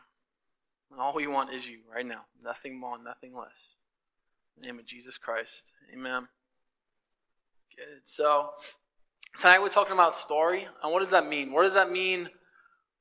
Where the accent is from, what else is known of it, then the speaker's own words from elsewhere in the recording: England, United Kingdom; moved away as an adult; I came from England.